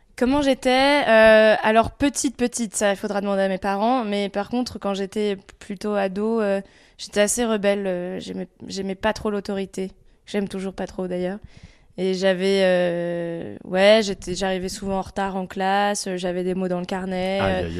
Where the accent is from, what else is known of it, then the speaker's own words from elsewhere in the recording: Picardy, Hauts-de-France, France; also born or lived in Lille; Moi, je suis né à Lille, mais j'ai vécu que les deux premières années de ma vie. Ensuite, mes parents ont déménagé ici en Picardie